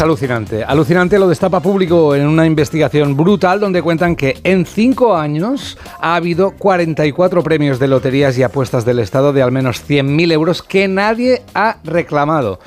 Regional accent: Catalonia, Spain; soy catalán

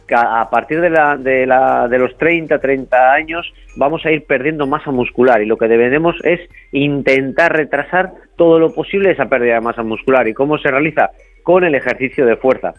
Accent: Cantabria, Spain; soy de Cantabria, de, la zona de Cicero, Colindres, Laredo

